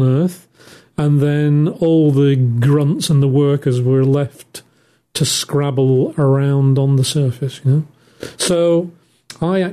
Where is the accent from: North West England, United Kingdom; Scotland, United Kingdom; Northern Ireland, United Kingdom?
North West England, United Kingdom; Manchester; in the north of England where I'm from, Manchester